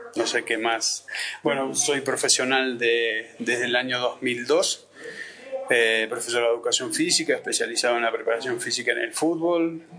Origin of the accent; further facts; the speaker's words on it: Argentina; now in Santa Cruz, Bolivia; soy argentino, pero vivo en Bolivia ya hace 20 años